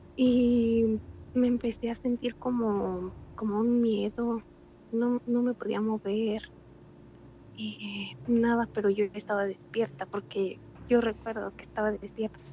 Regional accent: Cuto del Porvenir, Michoacán, Mexico; soy de Michoacán

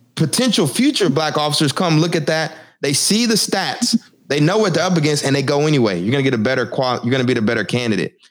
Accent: Texas, United States; now in Newark, United States; I'm from Texas. I live in Newark now

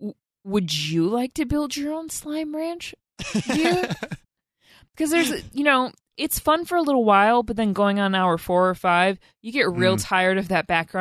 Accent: Wisconsin, United States; accent: Wisconsin; When I get stressed out, my Wisconsin accent comes in, and I can't do that today.

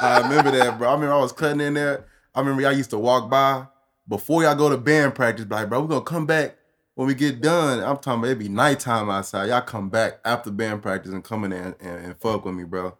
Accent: Austin, Texas, United States; Born and raised

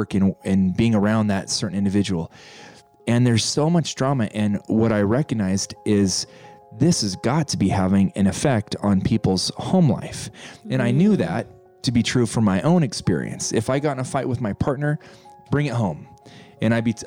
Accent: Pueblo, Colorado, United States; moved away; also born or lived in Montana; I was born and raised in Colorado, little town, Pueblo, Colorado. My dad moved us to Montana. I then became a farm boy

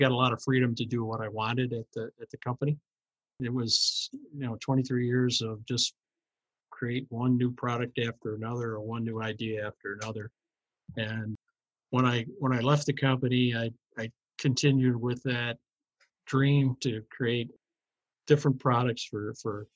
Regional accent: Rochester, New York, United States; I have always been a resident of Rochester, New York, and I went to grammar, high school, and college here locally.

